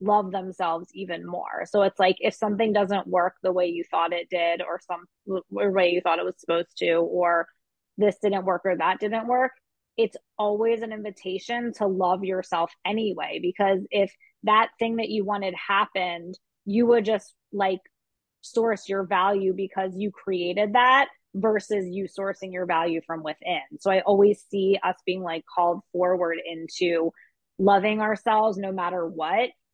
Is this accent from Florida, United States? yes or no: no; Philadelphia, Pennsylvania, United States; growing up in Philadelphia